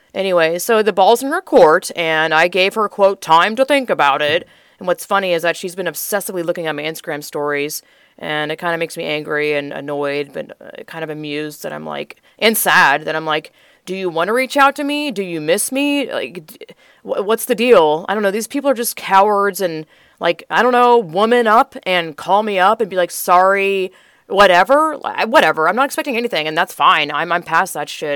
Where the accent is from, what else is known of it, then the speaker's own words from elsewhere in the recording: Georgia, United States; moved away as an adult; now in Texas, United States; I grew up in Georgia, twenty-five years, born and raised